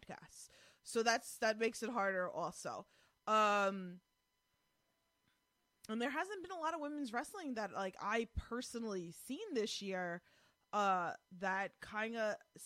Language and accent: English; New York, United States; I'm from New York.